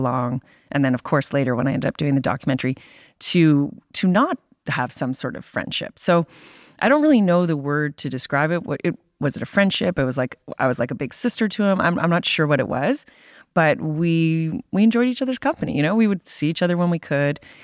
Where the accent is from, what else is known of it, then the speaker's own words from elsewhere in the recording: Canada; being a Canadian working for the Toronto Star